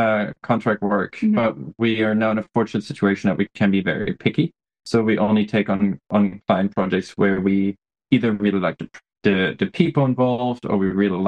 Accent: Germany; English is a second language; moved away as an adult; I grew up in Germany.

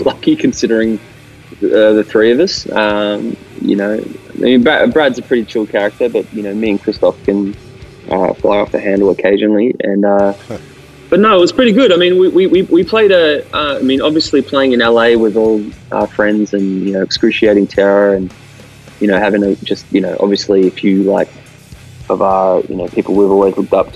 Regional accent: Australia; we're Australian

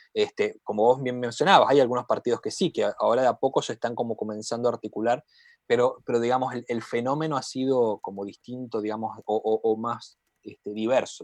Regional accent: Santa Fe, Argentina; yo vengo de Santa Fe, que está al lado de Chaco

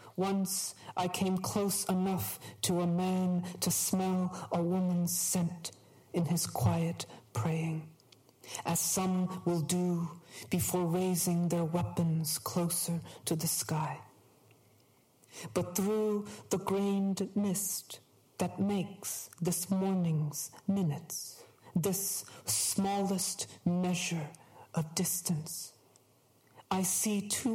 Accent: New England, United States; Growing up in New England, I was surrounded by hunting.

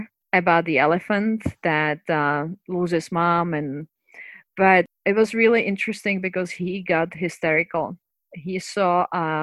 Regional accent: Prague, Czechia; moved away; so I'm from Czech Republic, from Prague

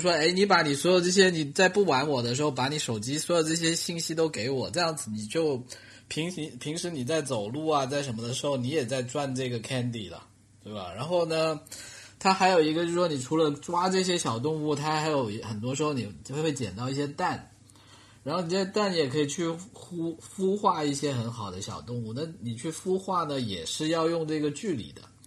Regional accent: China; 我们中国人

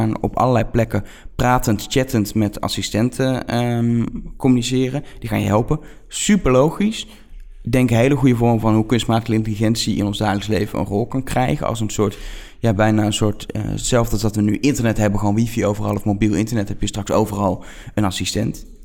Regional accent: Netherlands; accent: Dutch; mijn accent erbij, mijn Nederlandse eh, accent.

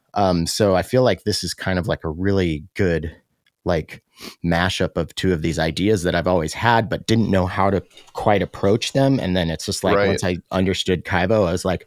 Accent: Roslyn, Washington, United States; I grew up in Roslyn

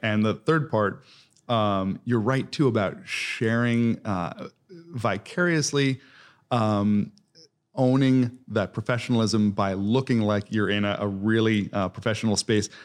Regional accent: East Coast, United States; moved away as an adult; also born or lived in Columbus, Ohio; now in Indianapolis, United States; I'm originally from the East Coast

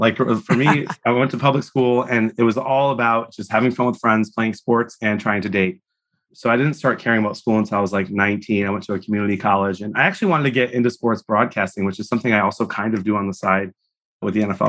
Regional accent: Chicago area, Illinois, United States; also born or lived in Detroit, Michigan / Wisconsin; We moved to the Chicago area from Detroit when I was 6. Then I spent some time in Wisconsin, so near Green Bay and all those Packer fans. And then back to Illinois.

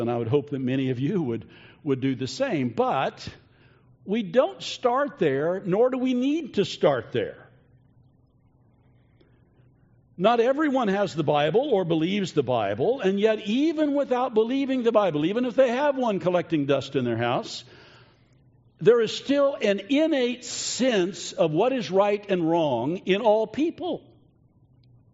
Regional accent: United States; us as American citizens

